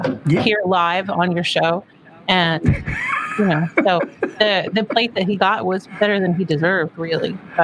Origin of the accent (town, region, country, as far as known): Lancaster, Pennsylvania, United States; born or raised there